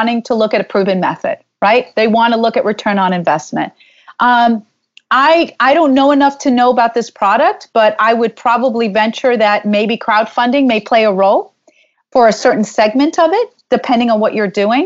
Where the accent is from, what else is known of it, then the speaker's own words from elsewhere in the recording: New York, United States; I'm from New York